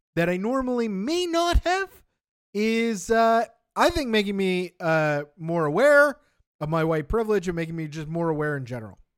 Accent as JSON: {"language": "English", "country": "Canada", "said": "I am sixth-generation Canadian now"}